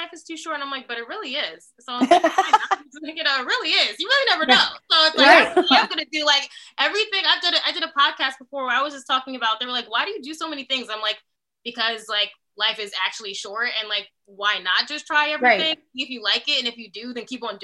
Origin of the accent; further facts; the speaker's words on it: New York, United States; moved away as an adult; also born or lived in Los Angeles; I'm originally from New York.